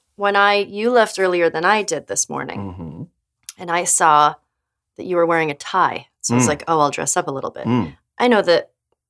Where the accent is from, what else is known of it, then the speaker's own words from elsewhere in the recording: Camarillo, California, United States; I was born to Nancy and Clifford, August 9th, in Camarillo, California.